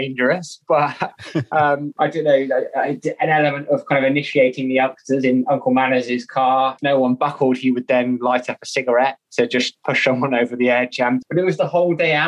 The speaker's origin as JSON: {"language": "English", "area": "Somerset", "region": "South West England", "country": "United Kingdom", "tie": "born or raised there", "said": "When I grew up in Somerset"}